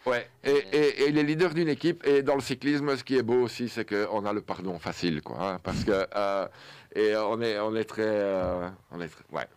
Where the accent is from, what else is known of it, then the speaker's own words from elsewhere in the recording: Belgium; Et notre sport en tant que Belge